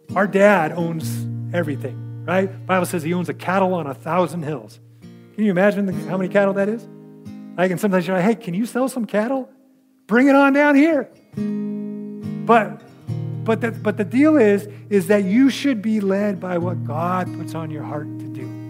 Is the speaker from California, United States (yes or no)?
yes; California, United States; the church that I grew up in California